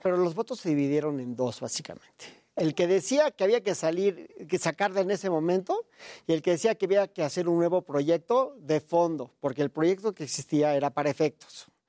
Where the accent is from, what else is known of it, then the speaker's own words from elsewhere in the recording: Mexico; me congratulo como mexicano